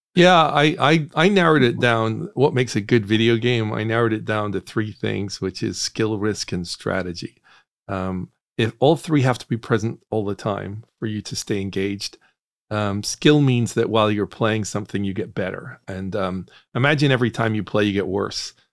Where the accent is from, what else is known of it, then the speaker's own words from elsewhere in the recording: Northern Ireland, United Kingdom; moved away; I grew up in Northern Ireland